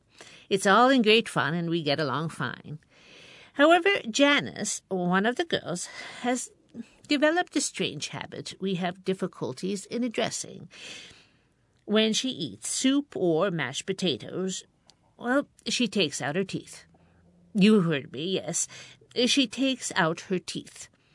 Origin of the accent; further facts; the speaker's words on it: Binghamton, New York, United States; The settings originate from my hometown, Parlor City.